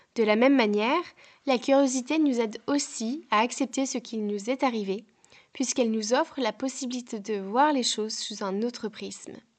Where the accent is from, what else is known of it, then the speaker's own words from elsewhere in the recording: France; moved away as an adult; now in Ireland; je quitte mon pays natal, la France, pour m'installer en Irlande